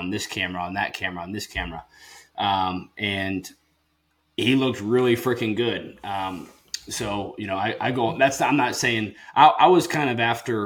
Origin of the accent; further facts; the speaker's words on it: Illinois, United States; moved away as an adult; I've grew up in Illinois